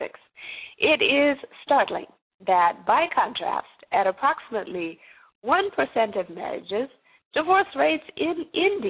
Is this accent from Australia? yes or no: no; Zimbabwe; now in United States; I myself am not originally from the United States. I'm from Zimbabwe.